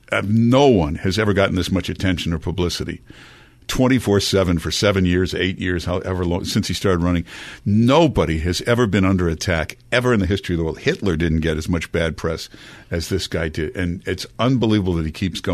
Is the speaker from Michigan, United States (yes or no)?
yes; Michigan, United States; moved away as an adult; now in New York, United States; I was from Michigan